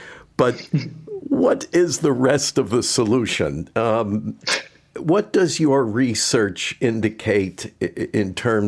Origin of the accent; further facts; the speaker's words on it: United States; being an American, I'm hopelessly provincial.